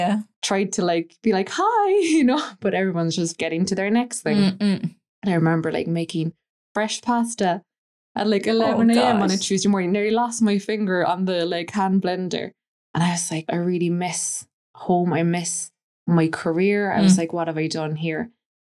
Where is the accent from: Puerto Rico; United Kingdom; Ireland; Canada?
Ireland; Clonakilty, Munster; moved away as an adult; also born or lived in Boston, United States; you're from Ireland, are you? I said, yeah, Clonakilty.